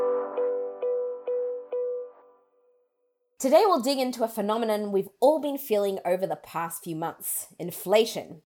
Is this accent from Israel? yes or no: yes; Israel; I grew up in Israel